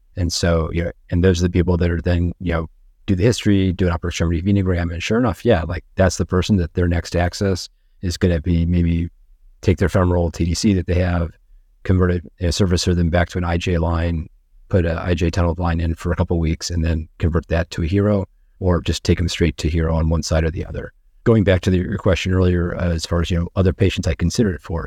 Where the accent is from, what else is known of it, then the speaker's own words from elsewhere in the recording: Virginia Beach, Virginia, United States; now in Sarasota, United States; I grew up in Virginia, Beach, Virginia